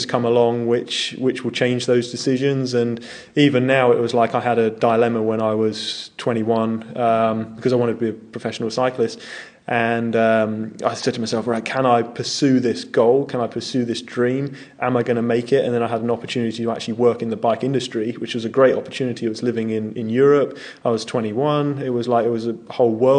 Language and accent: English; southern England, United Kingdom; Grew up southern England